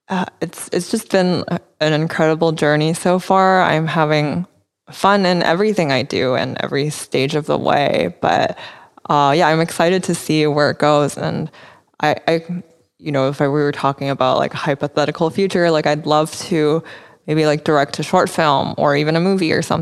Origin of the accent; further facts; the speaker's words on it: Vancouver, British Columbia, Canada; also born or lived in United States / London; now in Taiwan; I would always tell people that like I'm from Taiwan because I was born here and my parents are here, um, so those are like will always be my roots. But yeah, I I've spent um, my childhood in Vancouver as well.